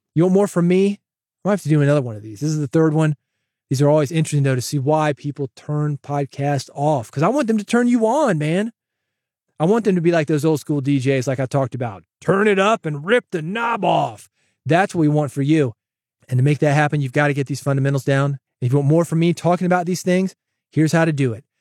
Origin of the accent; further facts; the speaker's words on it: Nashville, Tennessee, United States; I grew up in the South, born in Nashville, relatives in East Tennessee, Virginia